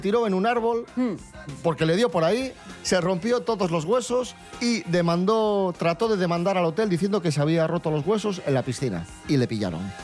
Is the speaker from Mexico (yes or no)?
no; Asturias, Spain; como nosotros, como los asturianos